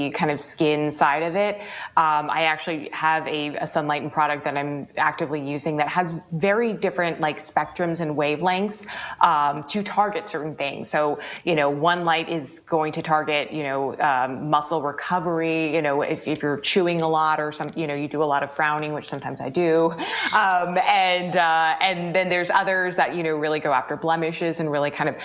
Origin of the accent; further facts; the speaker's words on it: New York, United States; now in California, United States; I grew up in New York